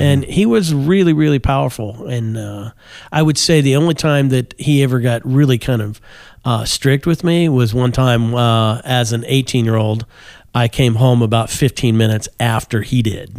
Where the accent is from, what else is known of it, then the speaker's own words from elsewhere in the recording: Kokomo, Indiana, United States; I grew up in, uh, Kokomo, Indiana